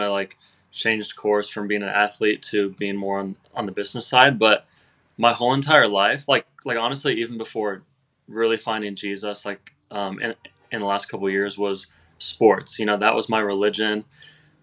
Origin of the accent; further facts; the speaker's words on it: Indiana, United States; I'm from Indiana.